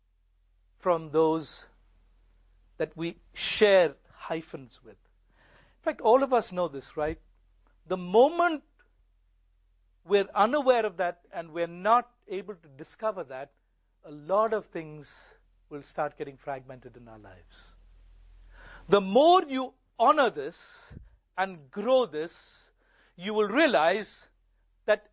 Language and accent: English; India; I am an Indian hyphenated Christian